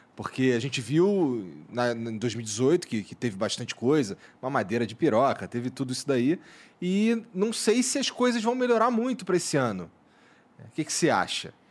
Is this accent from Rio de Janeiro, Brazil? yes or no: yes; Rio de Janeiro, Brazil; moved away; eu sou carioca, eu tava no Rio